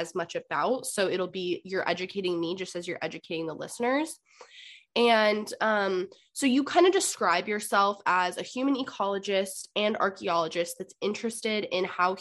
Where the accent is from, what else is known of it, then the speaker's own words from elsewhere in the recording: West Coast, United States; someone from the West Coast